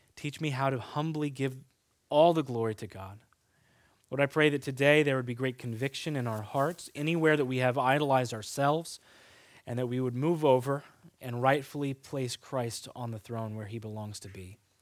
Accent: Kansas, United States; moved away; I grew up in Kansas

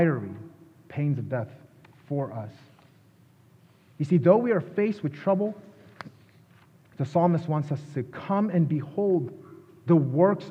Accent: Philadelphia, Pennsylvania, United States; moved away; I'm from Philadelphia

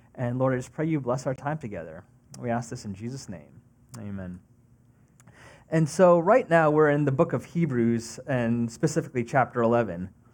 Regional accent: Long Island, New York, United States; moved away as an adult; also born or lived in Texas; I grew up on, uh, Long Island. Um, was born and raised in New York

